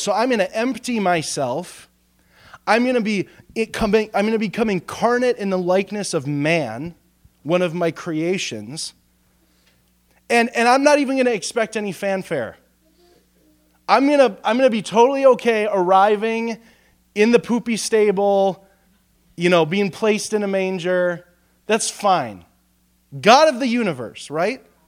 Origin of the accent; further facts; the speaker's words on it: United States; us as American believers